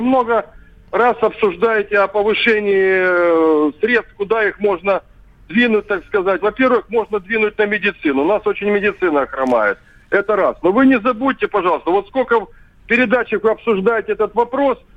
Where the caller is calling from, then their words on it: Sevastopol, Crimea, Ukraine; я вам звоню из Севастополя